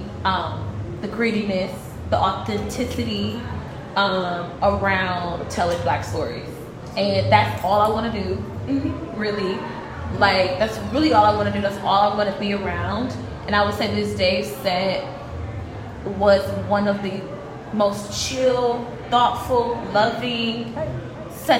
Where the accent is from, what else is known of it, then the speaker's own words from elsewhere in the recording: Milwaukee, Wisconsin, United States; I'm from Milwaukee